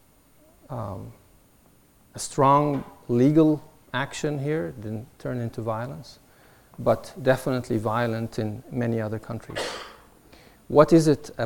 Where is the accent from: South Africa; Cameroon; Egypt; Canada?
Egypt; Alexandria, Alexandria Governorate; now in United States; I was born in Alexandria, Egypt